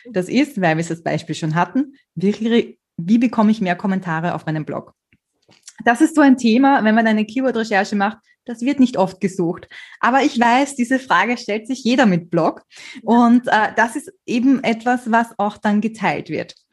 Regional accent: Austria; Man hört es wahrscheinlich, ich bin Österreicherin und ich lasse wahnsinnig gern so österreichische Redewendungen einfließen in meine Blogartikel.

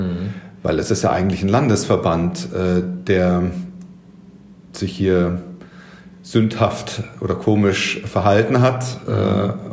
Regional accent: Bavaria, Germany; Äh, ich komme ja ursprünglich aus Bayern

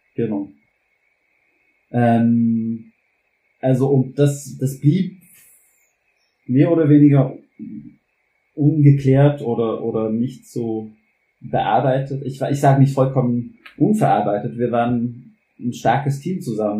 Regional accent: New Orleans, Louisiana, United States; German is a second language; moved away as an adult; also born or lived in Vietnam; now in Switzerland; Ich komme auch nicht aus den USA, sondern ich komme aus einem der Vereinigten Staaten, und zwar Louisiana

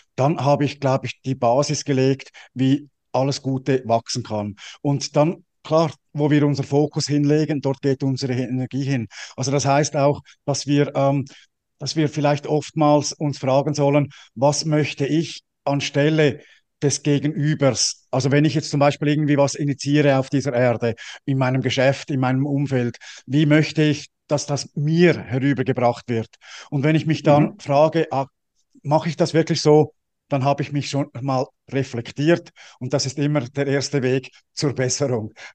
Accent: Switzerland; ich bin ja als Schweizer

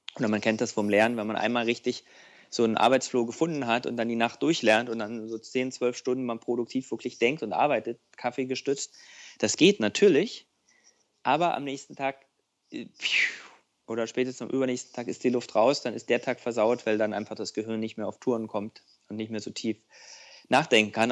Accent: East Germany, Germany; als Ostdeutscher

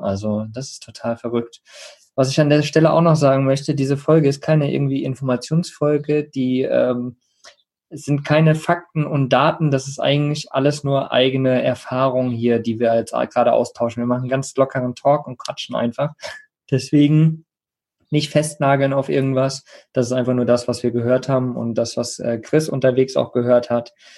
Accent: Germany

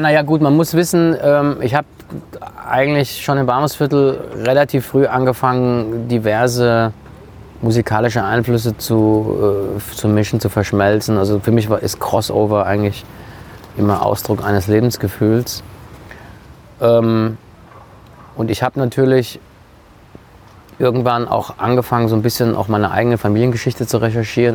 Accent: Germany; Ich bin in Deutschland geboren, aufgewachsen.

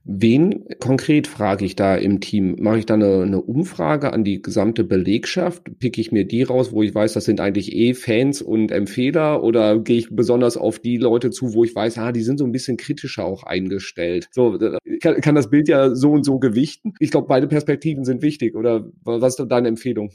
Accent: Sauerland, North Rhine-Westphalia, Germany; wir sind ja beide Sauerländer

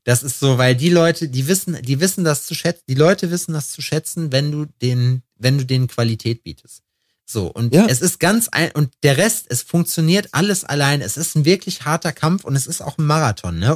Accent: Germany; wir sind Deutsche

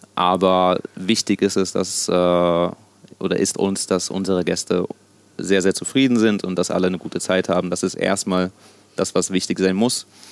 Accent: Germany; first language Sicilian; also born or lived in Sicily, Italy; dass ich äh, mein ganzes Leben in Deutschland äh, verbracht habe und hier aufgewachsen bin, natürlich auch irgendwo Deutsch

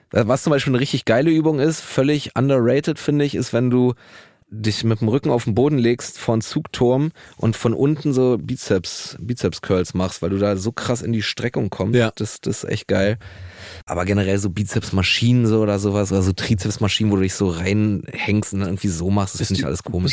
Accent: Berlin, Germany; ich bin auch in Neukölln groß geworden

